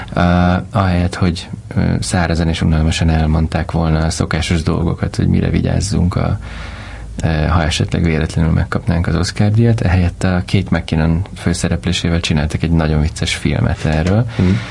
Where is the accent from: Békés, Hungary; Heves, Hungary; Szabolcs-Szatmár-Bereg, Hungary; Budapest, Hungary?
Budapest, Hungary; Pestlőrincen nőttem föl, hmm. Budapesten